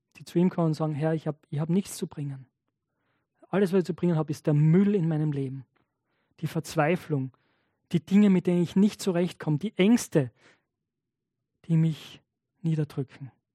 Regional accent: Knittelfeld, Styria, Austria; ich komme aus Knittelfeld

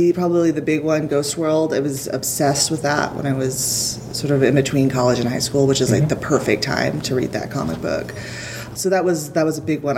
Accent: Houston, Texas, United States; I'm from Houston

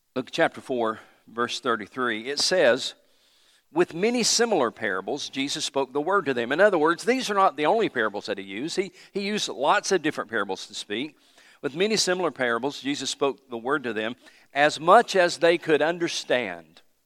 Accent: Johnson City, Tennessee, United States; moved away; also born or lived in Anderson, South Carolina; we moved to Johnson City, Tennessee, six oh three Saint Louis Street, Johnson City, Tennessee

